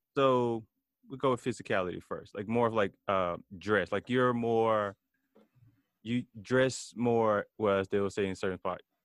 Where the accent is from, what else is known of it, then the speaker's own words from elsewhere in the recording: Memphis, Tennessee, United States; I grew up in Memphis